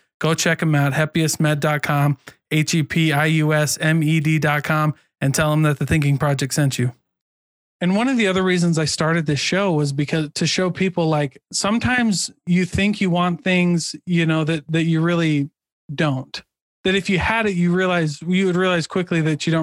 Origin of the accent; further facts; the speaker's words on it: Iowa, United States; moved away as an adult; now in Utah, United States; I am from Iowa